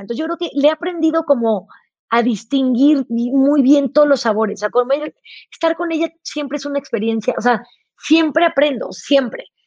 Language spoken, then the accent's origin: Spanish; Tepoztlán, Morelos, Mexico; also born or lived in Chihuahua; yo crecí en, Tepoztlán, en Morelos